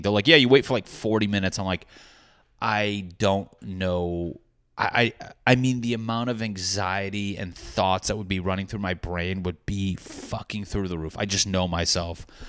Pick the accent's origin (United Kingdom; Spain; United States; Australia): United States; New England; I'm a guy from New England.